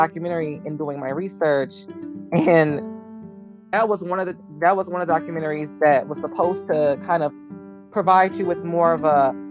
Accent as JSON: {"language": "English", "country": "United States", "said": "as an American"}